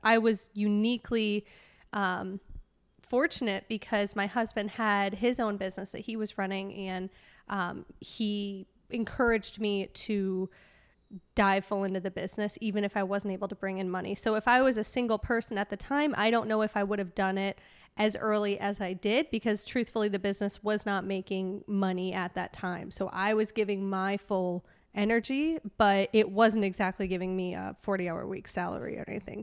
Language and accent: English; Chicago suburbs, Illinois, United States; moved away as an adult; also born or lived in University of Wisconsin; now in Nashville, United States; I grew up in the Chicago suburbs in, uh, about forty-five minutes west of Chicago